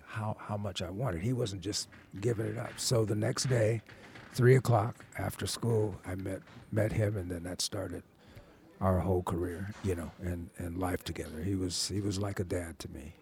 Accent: Buffalo, New York, United States; moved away; I'm from Buffalo, New York

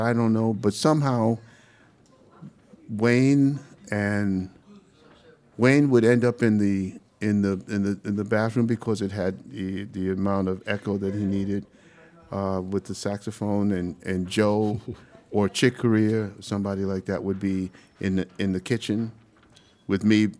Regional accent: Panama; also born or lived in Brooklyn, New York, United States; now in United States; I'm from Panama.

